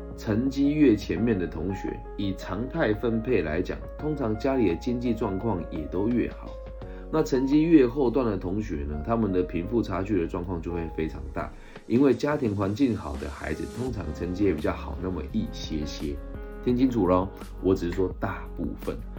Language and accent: Chinese; Changhua County, Taiwan; 我其实今年在彰化县政府的教育处担任他们的咨询委员